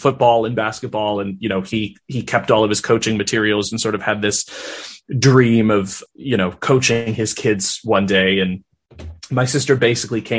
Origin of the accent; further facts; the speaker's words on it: Minnesota, United States; I was raised in Minnesota